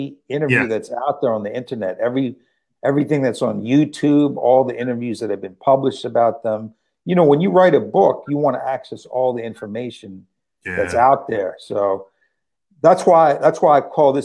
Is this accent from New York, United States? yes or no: yes; New York City, New York, United States; I'm from Brooklyn